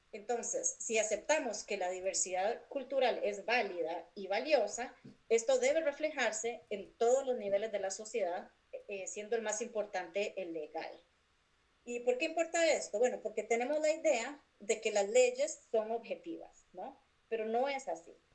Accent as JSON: {"language": "Spanish", "region": "San José", "country": "Costa Rica", "tie": "born or raised there", "moved": "as an adult", "lives_now": "Cincinnati, United States", "said": "yo nací y crecí en San José, Costa Rica."}